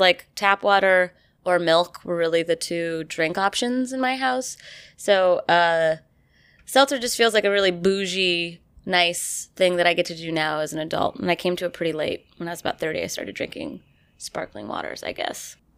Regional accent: about 15 miles north of Saratoga, New York, United States; born or raised there; moved away

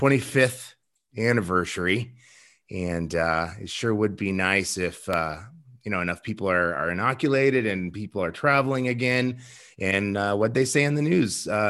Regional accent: Nebraska, United States; now in West Hollywood, United States; growing up in Nebraska

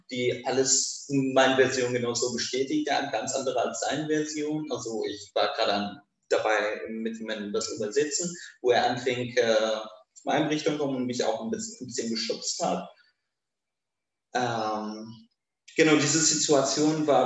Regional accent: Kurdistan Region, Iraq; now in Germany; Während meiner Kindheit in Irak-Kurdistan, ähm, während mein, meiner Kindheit in Irak-Kurdistan hatte ich einen hatte ich mir nicht viel Gedanken über Homosexualität gemacht.

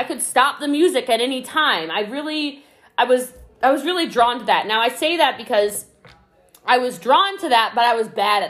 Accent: Hawaii, United States; now in Italy; I'm Hawaiian, for those of you who don't know, so you're speaking directly to my islander when you

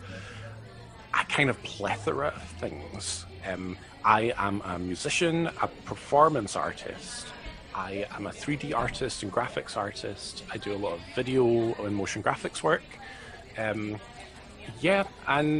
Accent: East Kilbride, Scotland, United Kingdom; I am from a little town called East Kilbride

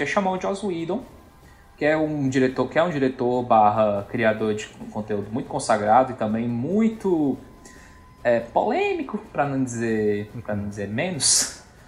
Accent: Northeast Region, Brazil; como bom nordestino que eu sou

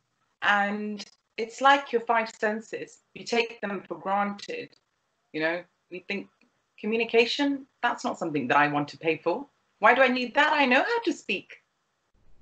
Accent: United Kingdom; as a British Pakistani

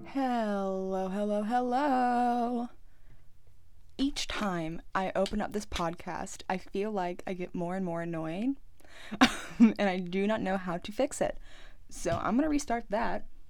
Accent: United States; I'm American

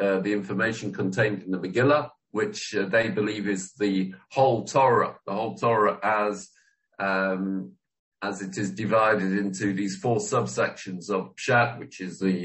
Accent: England, United Kingdom; I didn't know what to do myself as an Englishman

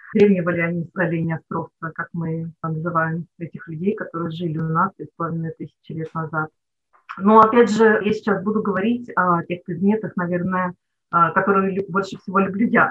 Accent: Nizhny Novgorod Oblast, Russia; moved away as an adult; now in Polyarny, Russia; Я сама родилась не здесь, в Нижегородской области, и до 24 лет жила там.

